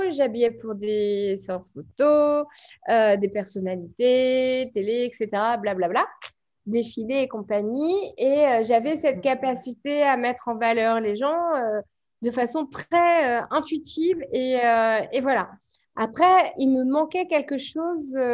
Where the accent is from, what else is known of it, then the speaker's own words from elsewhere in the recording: Paris, Île-de-France, France; now in Bordeaux, France; donc je suis née à Paris. Aujourd'hui, je n'y vis plus, je vis à Bordeaux.